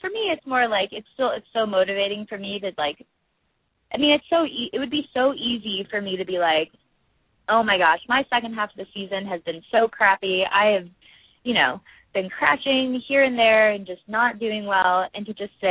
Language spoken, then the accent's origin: English; Midwest, United States; well, you understand what it's like growing up in the Midwest. The like